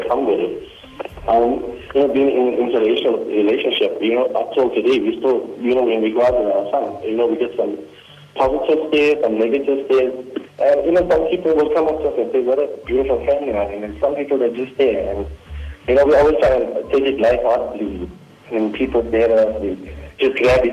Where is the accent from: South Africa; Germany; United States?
South Africa; Durban, KwaZulu-Natal; now in Johannesburg, South Africa; I'm an Indian. I'm from Durban, from the Sita Lake